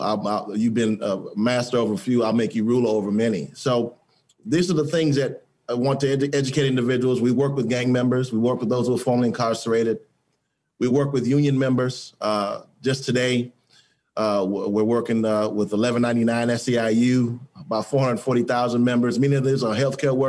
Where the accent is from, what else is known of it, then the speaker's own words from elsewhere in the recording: Detroit, Michigan, United States; growing up in Detroit